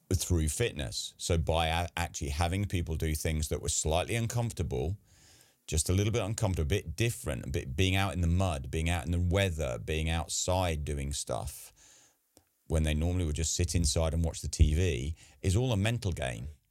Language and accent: English; England, United Kingdom; I'm English